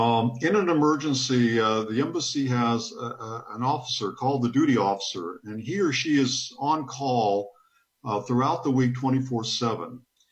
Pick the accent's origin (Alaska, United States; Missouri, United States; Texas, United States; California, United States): Texas, United States; my home state of Texas